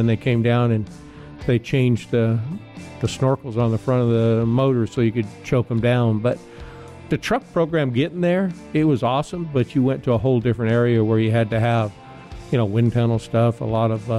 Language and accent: English; Midwest, United States; racing on short tracks growing up in the Midwest